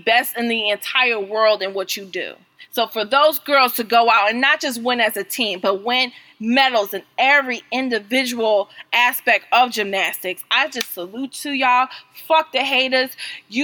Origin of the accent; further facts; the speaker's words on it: United States; as an American